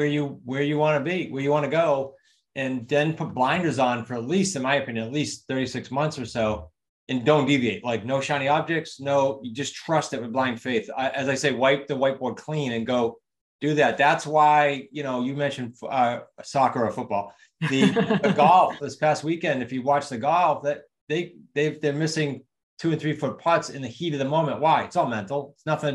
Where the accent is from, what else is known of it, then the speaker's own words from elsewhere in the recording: New England, United States; accent: New England; my New England accent